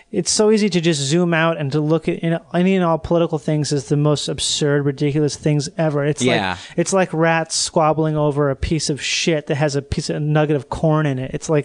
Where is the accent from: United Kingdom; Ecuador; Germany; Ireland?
United Kingdom; England; I'm an Englishman. Wouldn't be great if I had a whole podcast just trying to reinvent hatred toward the Irish like 100 years after the fact.